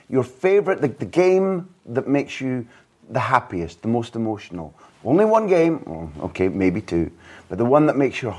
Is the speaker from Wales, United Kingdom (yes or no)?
no; Aberdeen, Scotland, United Kingdom; I'd be untrue to myself if I didn't tell you that I'm from Aberdeen.